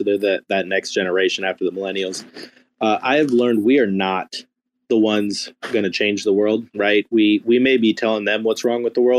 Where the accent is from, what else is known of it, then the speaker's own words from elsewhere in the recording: United States; I'm American